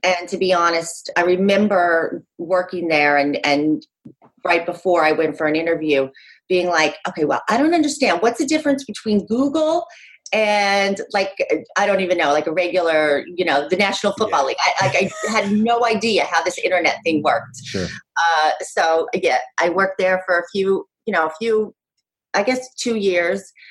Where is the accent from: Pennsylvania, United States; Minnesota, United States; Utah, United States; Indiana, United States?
Utah, United States; moved away as an adult; also born or lived in New York City; now in Monmouth County, New Jersey, United States; I grew up out west. I grew up in Utah, but moved out east to New York City when I was like literally the day after I graduated high school